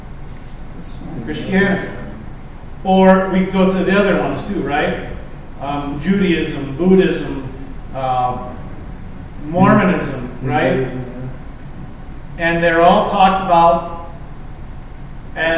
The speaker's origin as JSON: {"language": "English", "town": "Lincoln", "region": "Nebraska", "country": "United States", "tie": "born or raised there", "said": "I grew up in Lincoln Public Schools when I was a kid."}